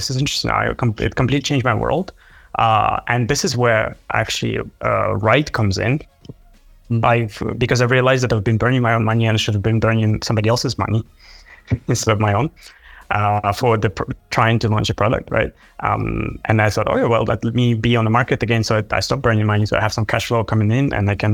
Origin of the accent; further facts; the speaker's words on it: Ukraine; moved away; I'm originally from Ukraine